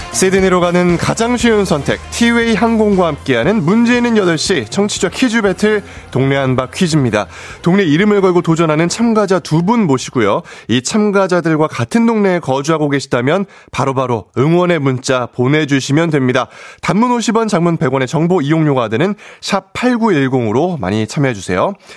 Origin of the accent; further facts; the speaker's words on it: Gyeonggi Province, South Korea; 사투리는 안 되지만 공감은 뛰어난 경출, 경기도 출신 청년회장